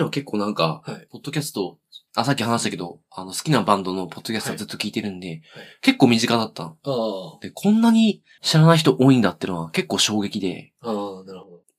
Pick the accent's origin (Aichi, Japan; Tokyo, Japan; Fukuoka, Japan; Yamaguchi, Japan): Fukuoka, Japan; moved away; 俺特に福岡から来たんで